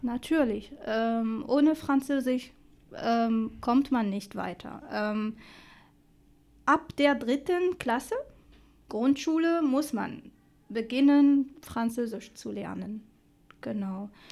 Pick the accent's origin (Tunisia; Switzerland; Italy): Tunisia; German is a second language; moved away as an adult; now in Dessau, Germany; ich hatte eine schöne und ruhige Kindheit äh, in Tunesien